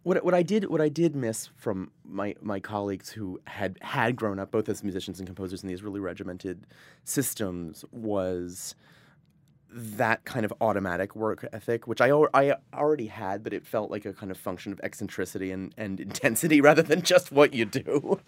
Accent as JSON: {"language": "English", "town": "Providence", "region": "Rhode Island", "country": "United States", "tie": "born or raised there", "also_born_or_lived": "Vermont", "said": "I was born in Vermont, but I grew up in Providence, Rhode Island."}